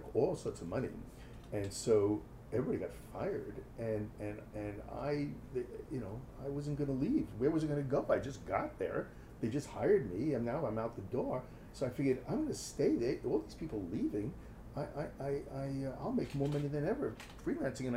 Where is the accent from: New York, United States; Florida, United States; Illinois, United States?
New York, United States; New York City; accent: New York; moved away; also born or lived in Madison, Wisconsin / Washington, D.C.; I'm from Brooklyn